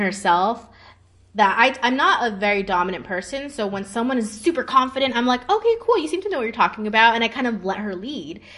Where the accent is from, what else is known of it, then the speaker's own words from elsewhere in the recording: California, United States; moved away as an adult; also born or lived in Hong Kong; now in Lucerne, Switzerland; I'm from California before